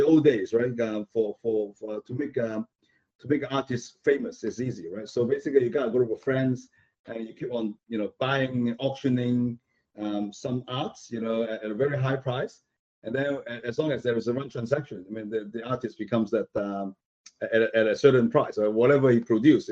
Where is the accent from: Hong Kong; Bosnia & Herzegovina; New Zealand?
Hong Kong; moved away; I came from Hong Kong